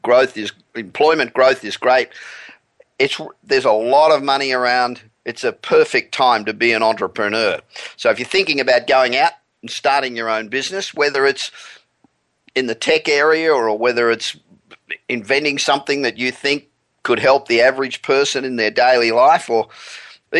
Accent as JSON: {"language": "English", "town": "Los Angeles", "region": "California", "country": "United States", "tie": "born or raised there", "said": "we're back in my hometown of Los Angeles"}